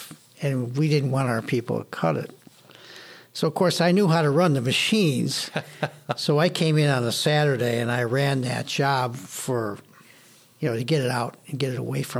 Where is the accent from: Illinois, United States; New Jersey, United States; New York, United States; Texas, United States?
New York, United States; Buffalo; also born or lived in Syracuse; I moved back from Syracuse to Buffalo